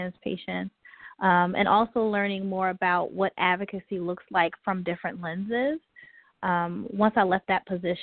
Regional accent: Buffalo, New York, United States; moved away; I'm originally from Buffalo, New York

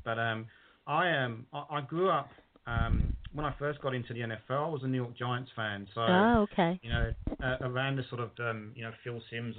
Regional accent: London, United Kingdom; moved away as an adult; now in Brisbane, Australia; I'm actually from London myself.

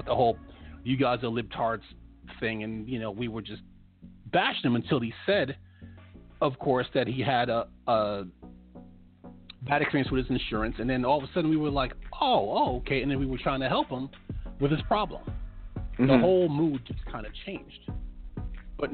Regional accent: New York, United States; I'm from New York

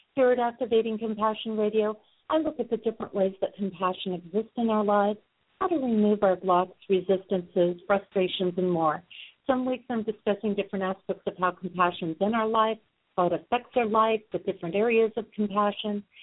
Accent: Sioux Falls, South Dakota, United States; my hometown of Sioux Falls, South Dakota

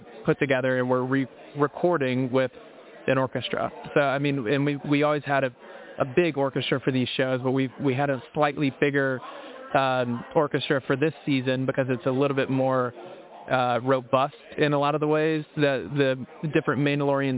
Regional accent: Mississippi, United States; I'm from Mississippi.

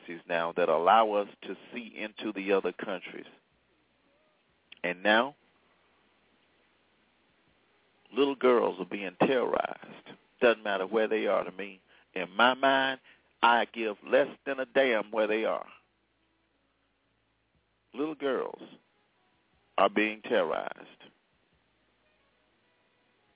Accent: Selma, Alabama, United States; my hometown of Selma, Alabama

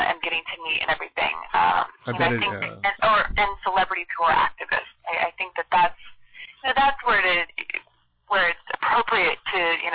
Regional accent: Washington, United States; I grew up in Washington State

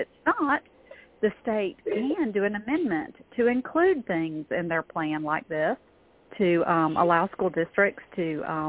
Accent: Georgia, United States; I'm from Georgia.

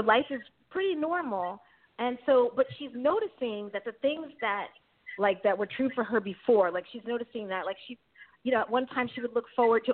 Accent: New York City, New York, United States; moved away as an adult; also born or lived in San Francisco, California; now in Bay Area, California, United States; I grew up in Queens, New York

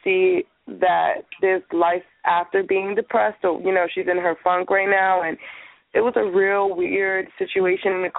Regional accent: New York, United States; moved away as an adult; now in California, United States; I'm in California. I'm from New York.

